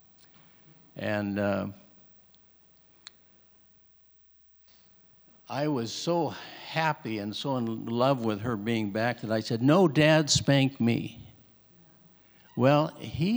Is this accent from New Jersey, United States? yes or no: no; Alaska, United States; We grew up here in Alaska